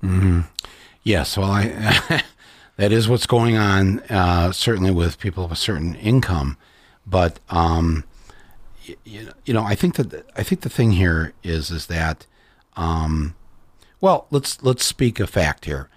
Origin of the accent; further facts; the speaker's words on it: Michigan, United States; I'm from Michigan